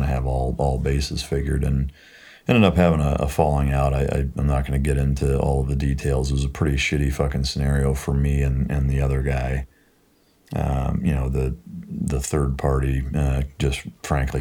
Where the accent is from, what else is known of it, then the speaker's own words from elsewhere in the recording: Iowa, United States; moved away as an adult; also born or lived in San Diego, United States; now in Texas, United States; growing up in Iowa, went to San Diego and was on active duty there the whole time